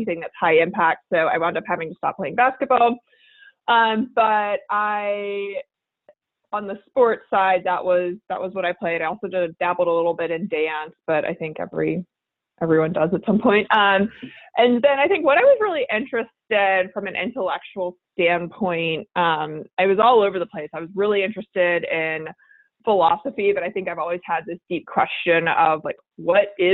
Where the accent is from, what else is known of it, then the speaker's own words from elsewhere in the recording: Houston, Texas, United States; born and raised in Houston, Texas